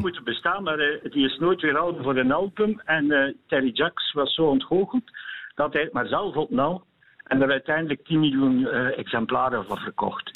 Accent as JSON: {"language": "Dutch", "town": "Eeklo", "region": "Flanders", "country": "Belgium", "said": "ik van Eeklo ben"}